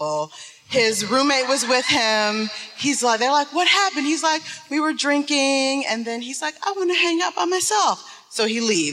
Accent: Detroit, Michigan, United States; I'm from Detroit.

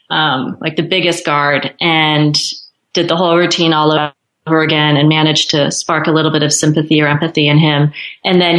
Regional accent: United States; like I knew there was nothing that anyone had against me as an American, as a tourist.

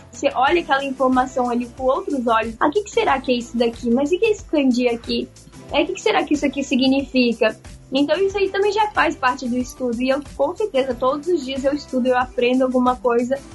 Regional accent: Rio de Janeiro, Brazil; moved away as an adult; now in Japan; Eu nasci na cidade do Rio de Janeiro e já muito pequenininha eu fui pro interior do Rio, né, onde eu fui criada.

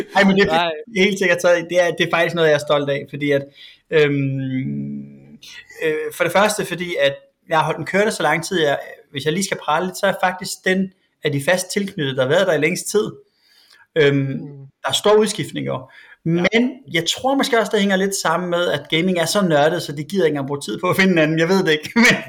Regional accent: Svendborg, Southern Denmark, Denmark; jeg var fra Svendborg

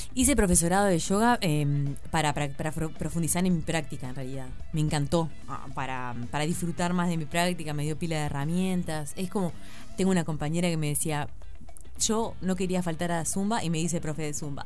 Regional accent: Uruguay; el viaje que hicimos tres dramaturgas uruguayas

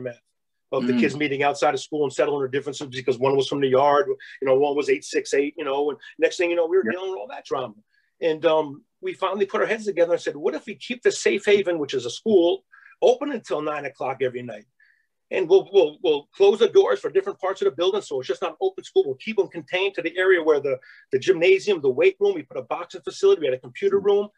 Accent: Albany, New York, United States; my area and growing up in Albany

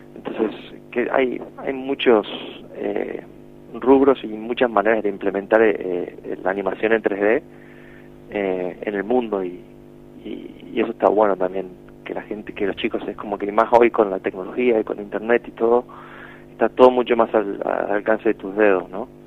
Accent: Argentina; moved away; siendo de Argentina

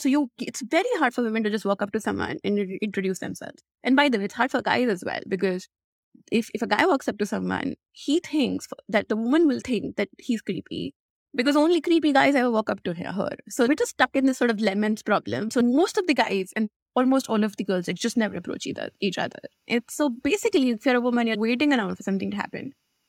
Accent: India; if you think about growing up in India, women get unsolicited attention all the time, online, offline, wherever they are.

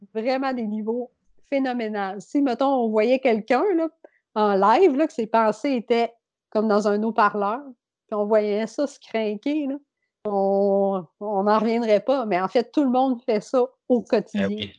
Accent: Beauce, Quebec, Canada; also born or lived in Saint-Georges; je viens de la Beauce

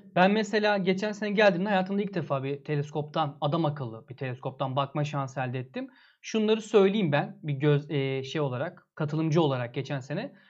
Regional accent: Antalya, Turkey; Antalyalıyız biz

